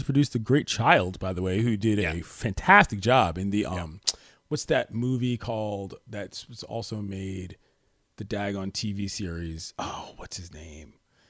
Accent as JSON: {"language": "English", "region": "East Coast", "country": "United States", "moved": "yes", "lives_now": "Los Angeles, United States", "said": "I live in Los Angeles. I love the beach. I love the West Coast. I love the chill lifestyle. But I'm a brother from the East Coast with two black parents."}